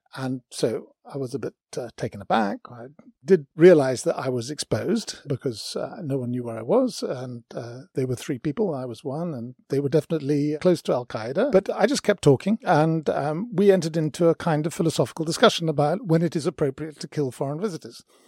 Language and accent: English; United Kingdom; Myself, as a British person